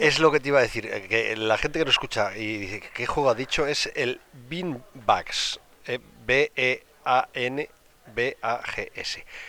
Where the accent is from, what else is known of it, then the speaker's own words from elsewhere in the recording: Spain; somos españoles y aquí estamos acostumbrados